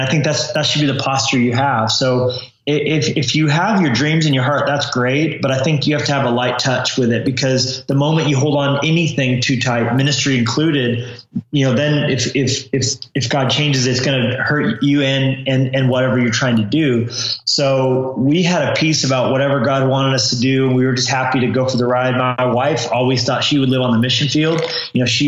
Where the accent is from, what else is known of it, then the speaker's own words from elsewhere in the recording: Colorado, United States; also born or lived in New Mexico / California; now in Montana, United States; I grew up in Colorado originally